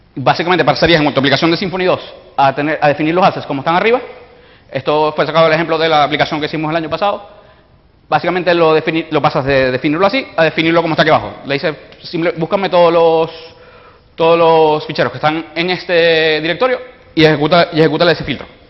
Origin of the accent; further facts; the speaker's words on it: Venezuela; soy venezolano, por si notan el acento